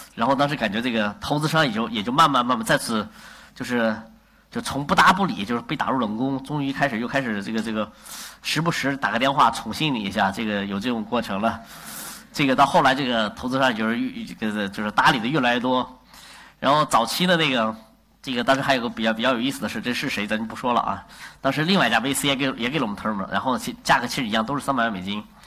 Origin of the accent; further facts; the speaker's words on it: China; 我们作为中国人